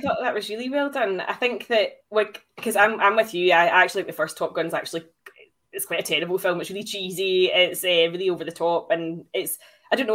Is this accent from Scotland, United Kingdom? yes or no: yes; Glasgow, Scotland, United Kingdom; I am from Glasgow after all.